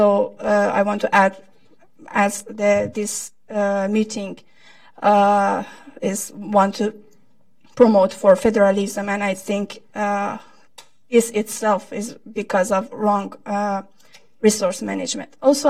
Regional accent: Urmia, West Azerbaijan, Iran; moved away; I belong to Turkic Azerbaijani ethnic minority. I'm from Urmia, the capital of East Azerbaijan.

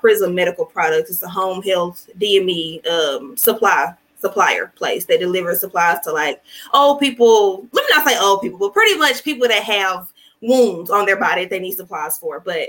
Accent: Little Rock, Arkansas, United States; I'm from here, Little Rock, Arkansas

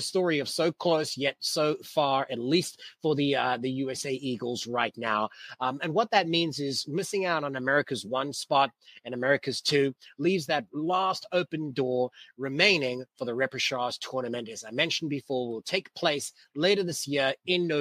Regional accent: Cape Town, Western Cape, South Africa; moved away; my hometown, Cape Town

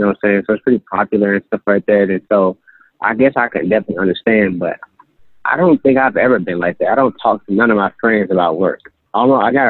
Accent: St. Louis, Missouri, United States; Growing up in North City, St. Louis, I saw a lot of stuff

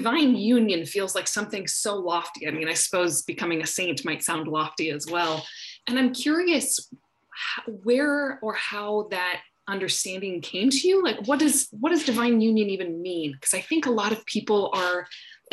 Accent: Midwest, United States; now in Pacific Northwest, United States; I grew up in the Midwest in the US

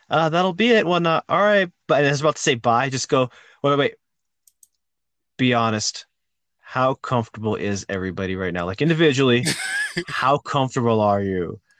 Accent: New Mexico, United States; I'm from New Mexico because I had like a thick skin and everything

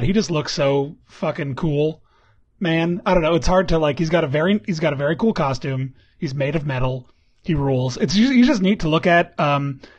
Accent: suburbs around Westchester County, New York, United States; also born or lived in Trumbull, Connecticut; I grew up in the burbs around here also

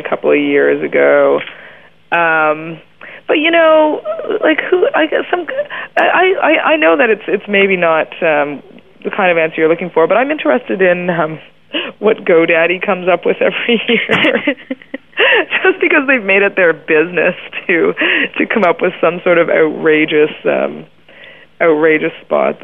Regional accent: Canada; I'm Canadian

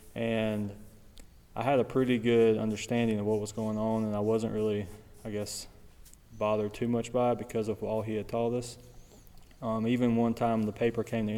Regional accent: Sumrall, Mississippi, United States; I grew up in Summerall, Mississippi

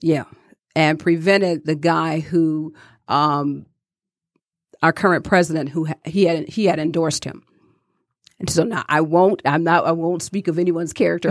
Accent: Detroit, Michigan, United States; growing up in Detroit, I watched my grandmother

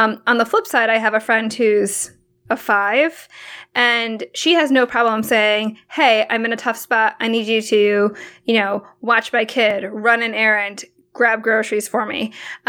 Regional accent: Hong Kong; born there; so my mom's from the Philippines and I was born in Hong Kong.

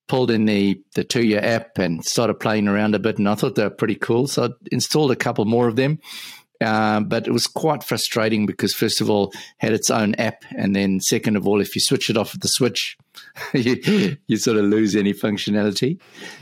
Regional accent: Johannesburg, Gauteng, South Africa; now in Auckland, New Zealand; So I'm currently living in Auckland, New Zealand, but I'm originally from Johannesburg in South Africa

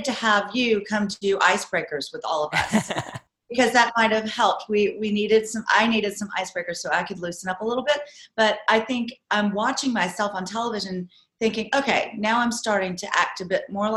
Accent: Augusta, Georgia, United States; now in Los Angeles, United States; I grew up in Augusta, Georgia, which is on the border of Georgia and South Carolina on the Savannah River. And currently I live in Los Angeles, California

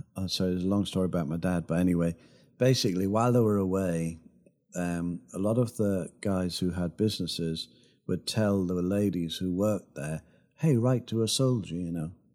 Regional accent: Sunderland, North East England, United Kingdom; moved away; also born or lived in Los Angeles; my hometown of Sunderland

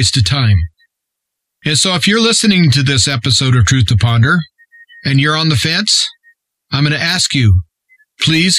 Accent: Nebraska, United States; my home state of Nebraska

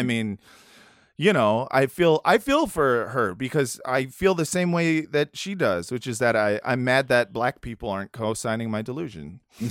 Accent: United States; as an American Jew

